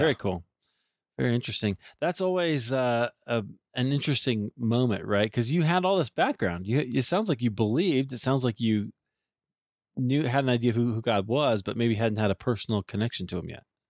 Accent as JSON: {"language": "English", "region": "Iowa", "country": "United States", "tie": "born or raised there", "also_born_or_lived": "Deerfield, Illinois / Highland Park, Illinois", "moved": "yes", "said": "I grew up in Iowa"}